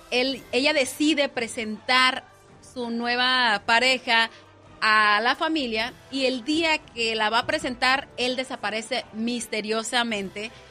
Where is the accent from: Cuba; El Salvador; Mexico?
Mexico; Estamos muy contentos como mexicanos, como latinos